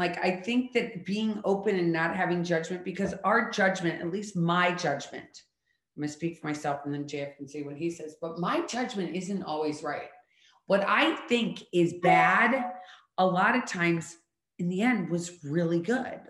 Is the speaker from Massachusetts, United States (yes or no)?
no; St. Louis, Missouri, United States; moved away as an adult; also born or lived in Colorado / Philadelphia / Washington, D.C.; now in Florida, United States; I was born in Colorado. I was raised in St. Louis, Missouri. And then at 18, I moved to Philadelphia